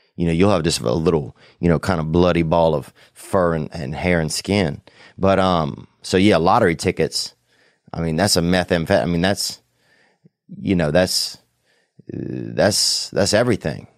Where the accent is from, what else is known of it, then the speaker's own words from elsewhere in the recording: the South, United States; I grew up in the South